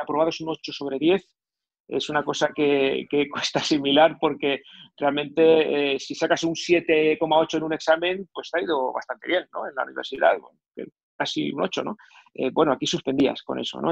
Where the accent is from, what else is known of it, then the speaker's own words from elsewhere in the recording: Catalonia, Spain; also born or lived in near Barcelona; Soy catalán, vivo, vivía cerca de Barcelona